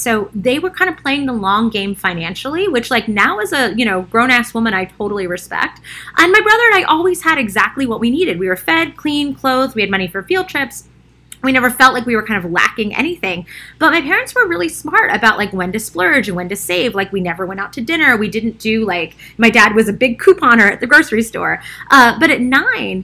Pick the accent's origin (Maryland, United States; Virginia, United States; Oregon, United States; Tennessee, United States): Maryland, United States; Baltimore; I grew up in Baltimore in a working class part of the city, and then we moved to a super like white collar neighborhood when I was in fifth grade